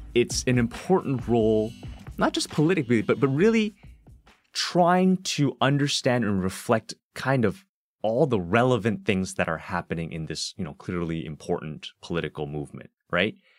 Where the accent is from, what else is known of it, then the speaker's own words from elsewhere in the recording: Toronto, Ontario, Canada; also born or lived in Hong Kong; I'm also originally from Hong Kong, although I grew up here in Scarborough